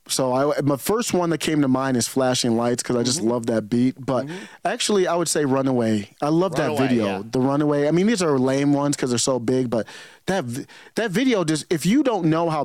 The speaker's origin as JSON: {"language": "English", "town": "Cleveland", "region": "Ohio", "country": "United States", "tie": "born or raised there", "said": "I grew up in Cleveland, Ohio, man."}